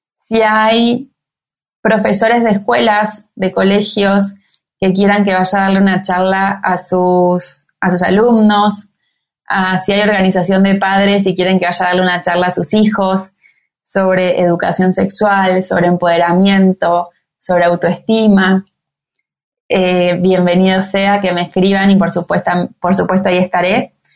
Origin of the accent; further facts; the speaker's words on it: Argentina; venimos de Argentina